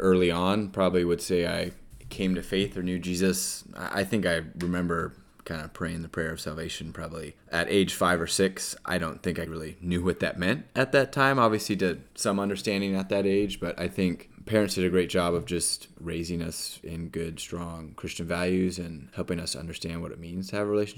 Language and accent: English; Carlsbad, California, United States; moved away as an adult; also born or lived in Austin, Texas; I originally am from here and grew up with Matt